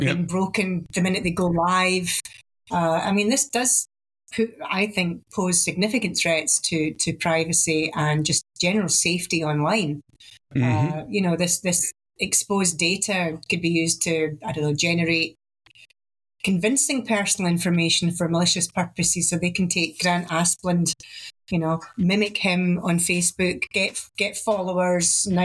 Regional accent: Glasgow, Scotland, United Kingdom; accent: Glasgow

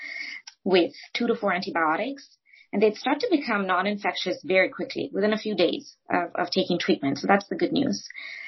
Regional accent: India; moved away; I grew up in India

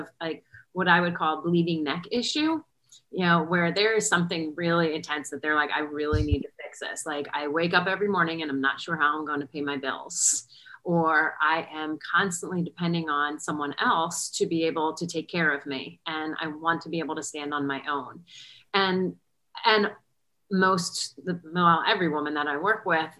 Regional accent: New Jersey, United States; now in Charlotte, United States; I am calling in from Charlotte, North Carolina, but I'm originally from Jersey

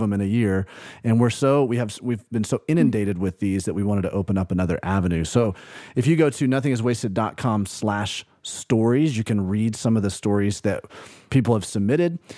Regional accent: Birmingham, Alabama, United States; moved away; also born or lived in Tuscaloosa, Alabama; grew up in Birmingham, Alabama, lived in Tuscaloosa, Alabama

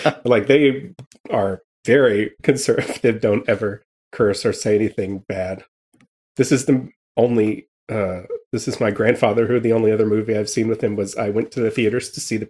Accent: Tennessee, United States; I'm from Tennessee.

